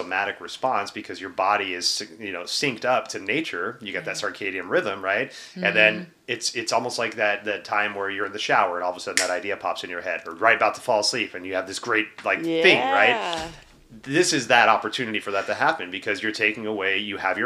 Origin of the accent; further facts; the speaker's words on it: Texas, United States; moved away; also born or lived in Pacific Northwest; I was from Texas